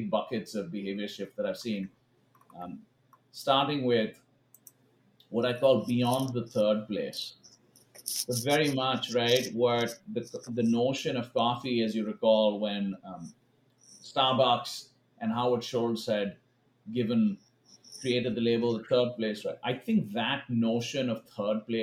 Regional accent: India; moved away as an adult; also born or lived in Kansas City, United States; now in Los Angeles, United States; I grew up in India

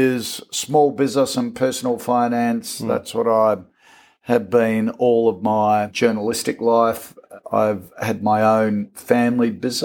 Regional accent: Port Adelaide, South Australia, Australia; now in Sydney, Australia; I was born in Adelaide, grew up in Port Adelaide, and then dad got transferred to Sydney, which we all moved across

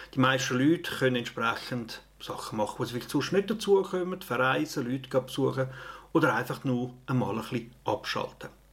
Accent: Opfikon, Zurich, Switzerland; in der Familie, in Opfiken, in Zürich, in der Schweiz

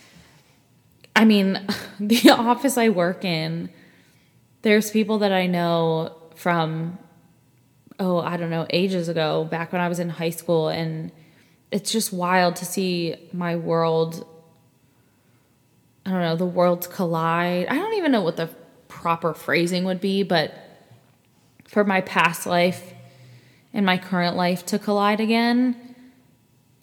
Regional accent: Pennsylvania, United States; moved away as an adult; also born or lived in Raleigh, North Carolina; I am currently living back in my hometown, and I am staying at my mom's house

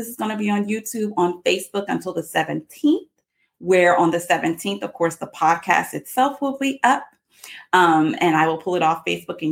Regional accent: South Carolina, United States; also born or lived in Charlotte, North Carolina; my home state, South Carolina

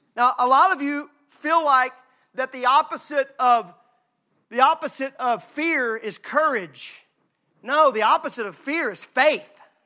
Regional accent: Mississippi, United States; I'm from Mississippi

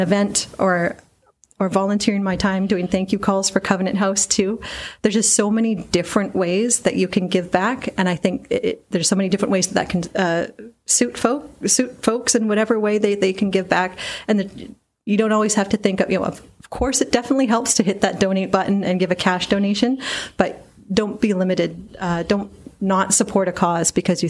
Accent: Surrey, British Columbia, Canada; I grew up in Surrey. I grew up in Wally, went to West Wally Junior High.

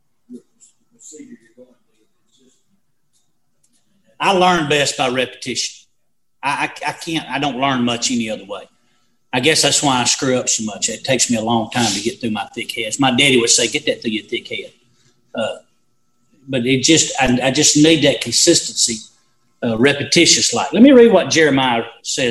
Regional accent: Valley Grove, United States; I grew up in Valley Grove

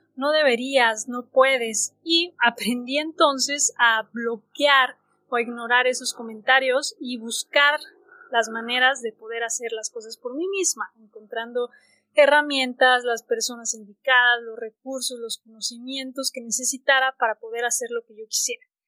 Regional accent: Mexico; soy mexicana

